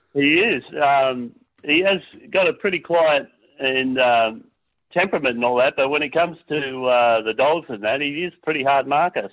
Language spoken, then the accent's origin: English; North Queensland, Australia; now in Tasmania, Australia; We haven't got any other family over in Tassie. We come from Queensland